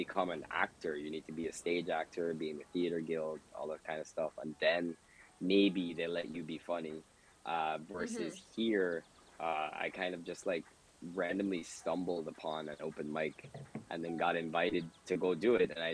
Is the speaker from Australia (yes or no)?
no; Georgetown, Demerara-Mahaica, Guyana; now in Toronto, Canada; inside the city, like where I'm from, pretty much everybody speaks English